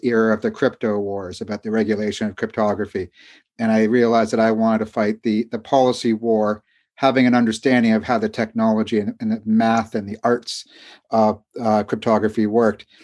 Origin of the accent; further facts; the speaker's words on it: Canada; moved away as an adult; also born or lived in London, England; although I'm American, I grew up in Canada